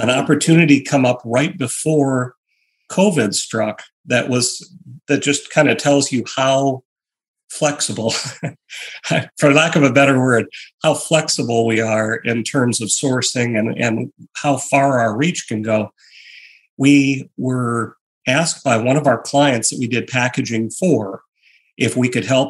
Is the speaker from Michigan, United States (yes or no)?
yes; Michigan, United States; I grew up in Michigan